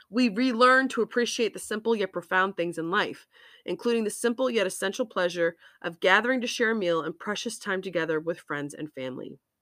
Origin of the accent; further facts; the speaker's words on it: Massachusetts, United States; moved away; also born or lived in Hawaii; Being from Massachusetts